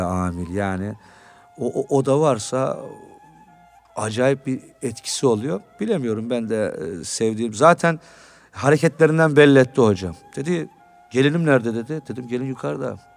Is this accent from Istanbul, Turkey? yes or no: yes; Istanbul, Turkey; Ben Suadiye'de büyüdüm, Bağdat Caddesi'nde.